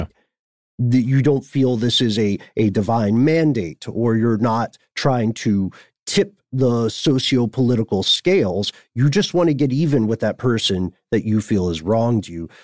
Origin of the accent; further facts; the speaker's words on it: Nashville, Tennessee, United States; my hometown